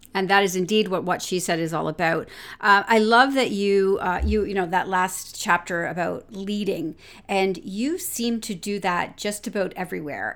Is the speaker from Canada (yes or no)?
yes; London, Ontario, Canada; London, my hometown